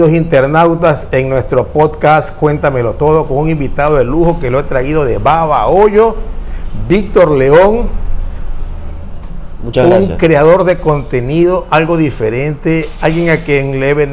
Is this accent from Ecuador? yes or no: yes; Ecuador; Claro, pues para eso somos ecuatorianos.